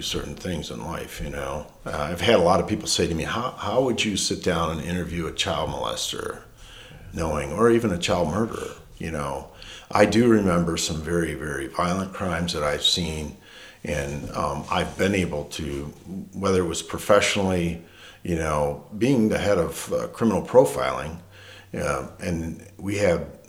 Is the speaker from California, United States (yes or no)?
no; Detroit, Michigan, United States; now in Marshall, United States; I grew up in Detroit, you know, working there